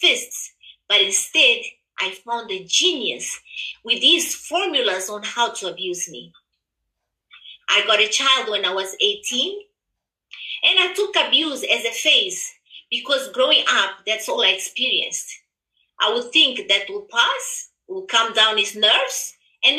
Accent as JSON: {"language": "English", "country": "Mozambique", "also_born_or_lived": "Zimbabwe", "moved": "yes", "said": "I am originally from Mozambique, but live in Zimbabwe for many years."}